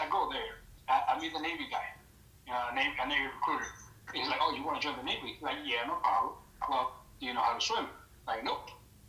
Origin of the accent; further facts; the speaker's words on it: Tepoztlán, Morelos, Mexico; first language Spanish; English is a second language; moved away; also born or lived in New York; So originally I'm from Mexico, a small little town up in the middle of nowhere. It's called Tepoztlán, Morelos.